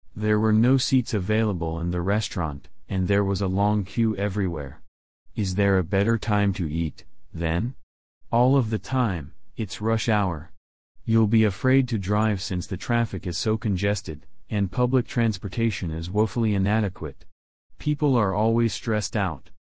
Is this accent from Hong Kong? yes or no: yes; Hong Kong; I was born in Hong Kong many years ago.